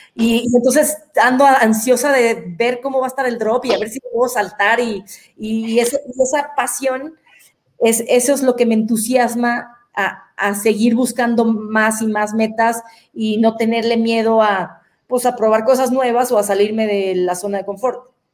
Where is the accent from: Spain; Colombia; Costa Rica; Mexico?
Mexico; Guadalajara, Jalisco; moved away as an adult; now in Querétaro, Mexico; yo soy de Guadalajara, pero estoy viviendo en Querétaro